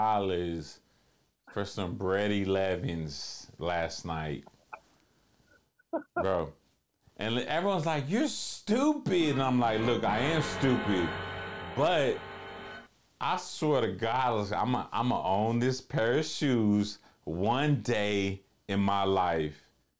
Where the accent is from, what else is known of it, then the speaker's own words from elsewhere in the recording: Columbia, United States; I quit my eighth grade year at Rayburn because, bro, we're from Columbia, bro. We don't lose.